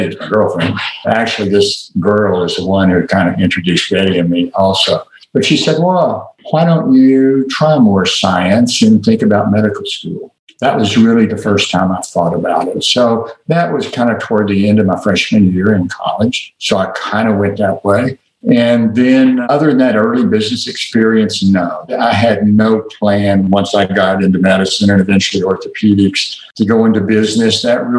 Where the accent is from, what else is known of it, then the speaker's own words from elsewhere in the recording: Little Rock, Arkansas, United States; You've already noted that I'm from Little Rock, Arkansas, and you may or may not remember or have learned that Little Rock was one of the first school systems in the South to be integrated.